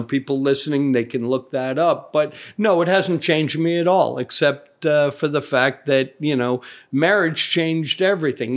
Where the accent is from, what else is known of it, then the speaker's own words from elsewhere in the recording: Providence, Rhode Island, United States; I grew up in Providence, Rhode Island, the original crime town